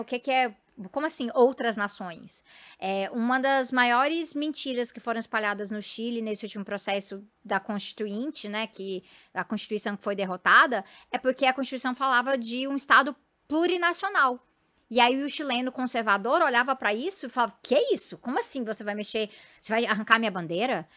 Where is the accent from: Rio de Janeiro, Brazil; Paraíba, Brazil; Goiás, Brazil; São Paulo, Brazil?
Goiás, Brazil; eu venho de Goiás